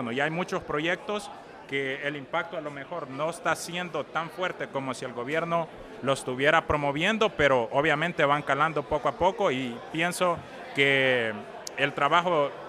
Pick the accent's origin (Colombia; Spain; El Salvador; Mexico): El Salvador; como salvadoreño